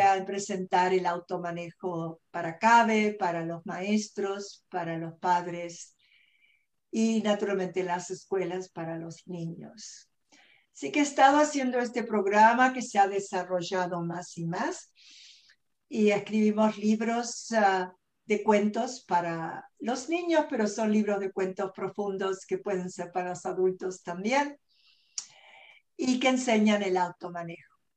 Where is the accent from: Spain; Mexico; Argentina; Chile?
Argentina; moved away as an adult; also born or lived in New York / Los Angeles; now in California, United States; yo nací en Argentina y vine a este país eh, bien jovencita, con muy poquito inglés